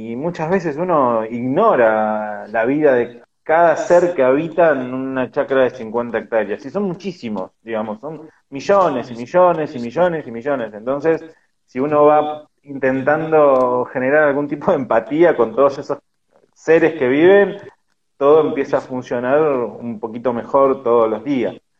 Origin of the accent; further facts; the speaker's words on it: Argentina; como argentinos y con toda esa argentinidad que tenemos